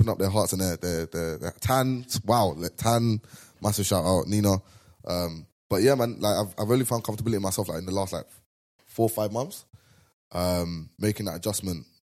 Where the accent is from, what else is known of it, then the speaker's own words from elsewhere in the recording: London, United Kingdom; moved away as an adult; now in Amsterdam, Netherlands; I'm from ends, innit? So that's the toughest place I've ever been. So for me, it's like there's no tougher than that. And I'm not saying that I'm from London and there's no tougher place